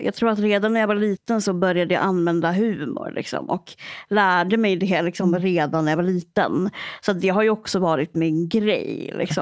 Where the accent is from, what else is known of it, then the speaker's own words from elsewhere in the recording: Örnsköldsvik, Västernorrland County, Sweden; jag kommer ju från Örnsköldsvik